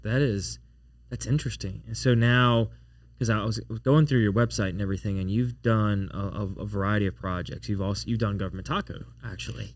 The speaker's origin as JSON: {"language": "English", "town": "Baton Rouge", "region": "Louisiana", "country": "United States", "tie": "born or raised there", "said": "I was born and raised in Baton Rouge"}